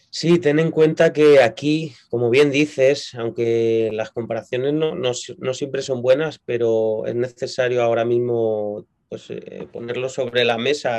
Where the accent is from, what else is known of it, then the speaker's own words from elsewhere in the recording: Madrid, Community of Madrid, Spain; yo nací en Madrid, eh, es la capital de España